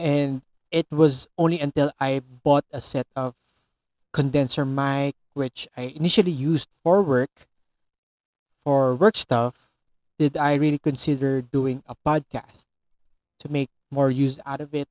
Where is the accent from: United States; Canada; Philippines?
Philippines; I'm a Filipino